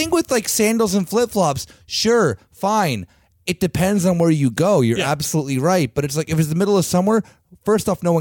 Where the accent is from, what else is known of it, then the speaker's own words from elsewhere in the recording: United States; moved away as an adult; an American who's like lived here for 10 years